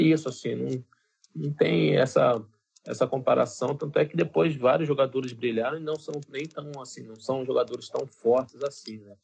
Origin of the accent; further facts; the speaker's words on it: Brazil; nós que somos brasileiros